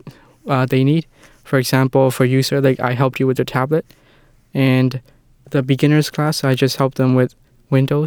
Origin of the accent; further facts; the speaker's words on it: Myanmar; moved away as an adult; now in Canada; I came to Canada around a year ago. I'm from Myanmar.